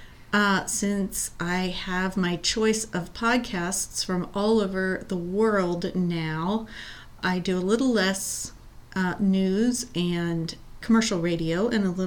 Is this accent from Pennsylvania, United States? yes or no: yes; Lancaster, Pennsylvania, United States; now in Reno County, Kansas, United States; I grew up in Lancaster, Pennsylvania